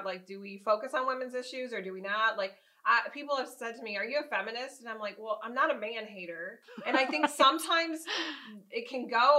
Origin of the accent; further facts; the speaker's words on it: the North, United States; now in the South, United States; I'm from the North and I'm living in the South now.